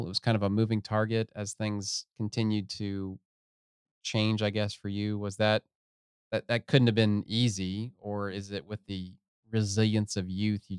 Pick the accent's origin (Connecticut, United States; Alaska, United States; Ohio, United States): Ohio, United States; Southern; moved away; I mean, I'm actually from Ohio. I'm from Southern Ohio.